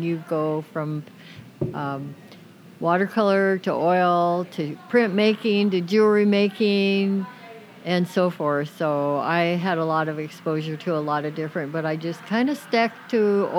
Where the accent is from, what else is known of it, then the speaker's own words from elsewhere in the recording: Seattle, Washington, United States; also born or lived in Kirkland, Washington; now in Camano Island, United States; I grew up in Seattle, went to Roosevelt High School.